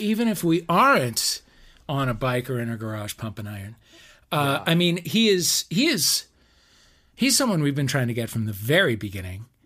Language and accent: English; St. Louis, Missouri, United States; moved away; my hometown